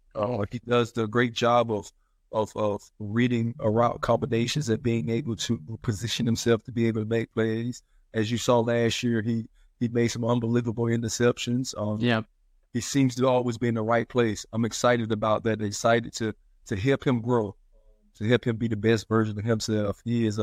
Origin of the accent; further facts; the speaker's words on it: South Carolina, United States; Well, South Carolina. I'm from South Carolina, so I'm living in South Carolina. That's my home base.